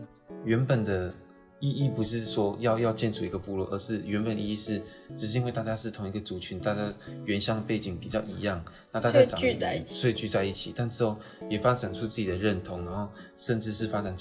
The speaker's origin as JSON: {"language": "Chinese", "town": "Wanrong", "region": "Hualien County", "country": "Taiwan", "said": "我是花莲的万荣乡架干部落。"}